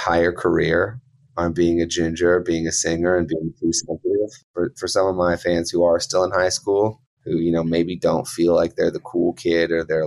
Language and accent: English; King City, Ontario, Canada; I grew up about 45 minutes outside of Toronto in a small town called King City.